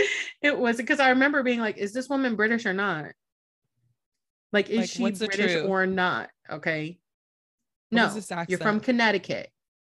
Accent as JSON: {"language": "English", "country": "Italy", "tie": "born there", "also_born_or_lived": "Germany", "said": "I was born in Italy. I lived in Germany. Like, I'm worldwide."}